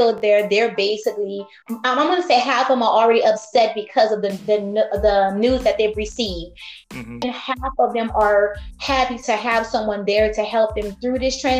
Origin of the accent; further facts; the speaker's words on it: Louisiana, United States; I grew up in Louisiana, born and raised